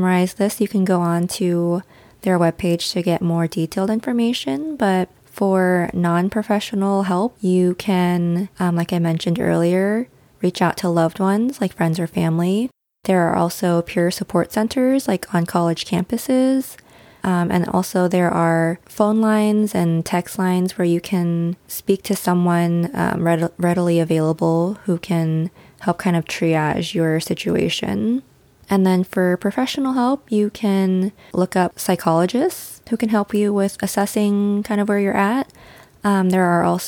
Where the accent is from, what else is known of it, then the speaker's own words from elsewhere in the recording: United States; our experiences growing up as Asian American